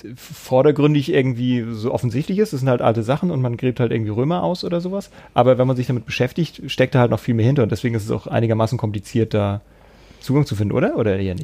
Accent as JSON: {"language": "German", "town": "Kiel", "region": "Schleswig-Holstein", "country": "Germany", "also_born_or_lived": "Hamburg-Harburg", "moved": "yes", "lives_now": "Hamburg, Germany", "said": "ich komme ja aus Kiel ursprünglich"}